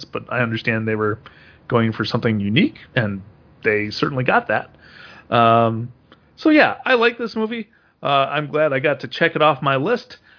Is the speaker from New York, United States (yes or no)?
yes; Rochester, New York, United States; I grew up in Rochester, right down the street from the George Eastman house.